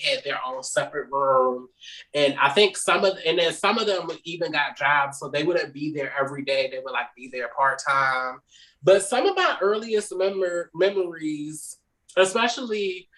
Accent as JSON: {"language": "English", "region": "Maryland", "country": "United States", "also_born_or_lived": "Baltimore, Maryland", "said": "I'm originally from Maryland. We moved to Baltimore like in 96"}